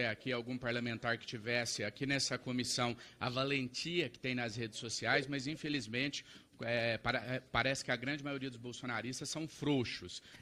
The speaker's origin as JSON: {"language": "Portuguese", "region": "Minas Gerais", "country": "Brazil", "said": "Venho de Minas Gerais, assim como o deputado Nicolas Ferreira."}